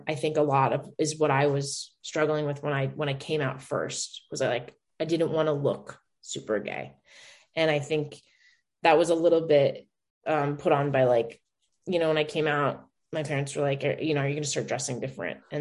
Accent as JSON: {"language": "English", "town": "Denver", "region": "Colorado", "country": "United States", "also_born_or_lived": "New York", "moved": "as an adult", "lives_now": "Los Angeles, United States", "said": "I'm from Denver"}